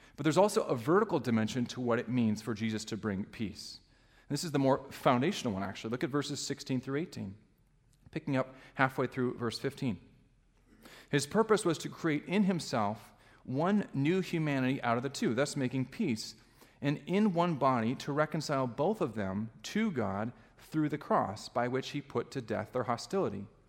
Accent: Alaska, United States; now in Michigan, United States; I grew up in Alaska

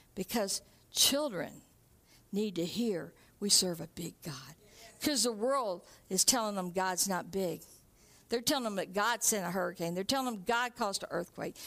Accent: Texarkana, United States; moved away; David and I grew up in Texarkana

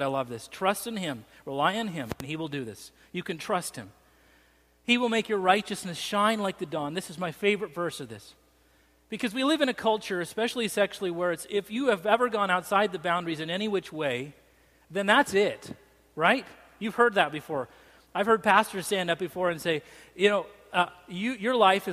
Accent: Salt Lake City, Utah, United States; now in Central Coast, United States; I grew up in Salt Lake City, Utah

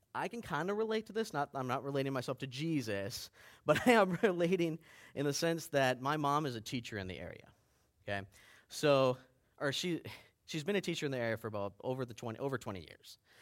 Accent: Baxter, Minnesota, United States; I grew up in Baxter.

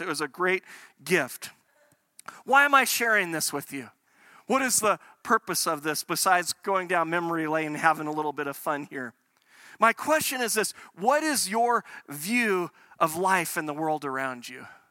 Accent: United States; now in Calgary, Canada; I grew up in the States

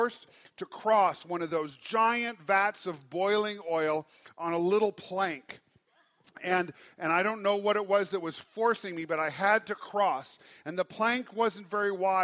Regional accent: Great Falls, Montana, United States; I was raised in Great Falls

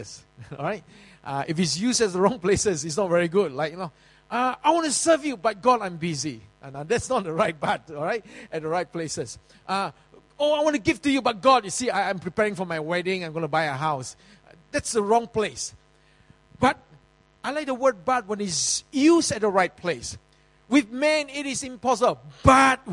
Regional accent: Singapore; in the early days in Yio Chu Kang Road, I was living in Yio Chu Kang Kampong

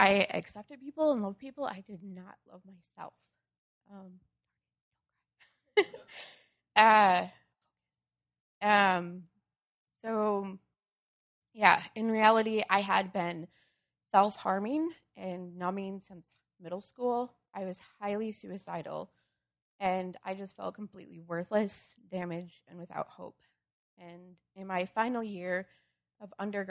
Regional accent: Wisconsin, United States; moved away as an adult; now in Urbana-Champaign, United States; I grew up in Wisconsin

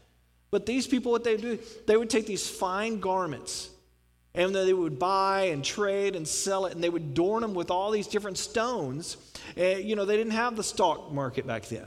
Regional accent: Houston, Texas, United States; I grew up in Houston

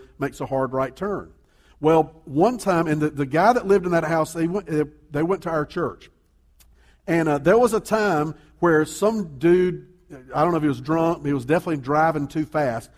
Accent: Columbia, South Carolina, United States; I grew up in Columbia, there's a big neighborhood over in West Columbia

